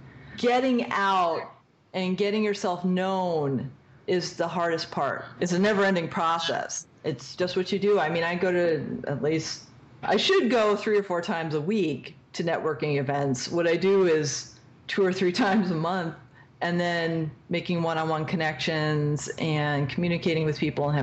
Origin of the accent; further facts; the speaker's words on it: East Coast, United States; I want to do, like, a snarky character because I am from the East Coast and we're very snarky.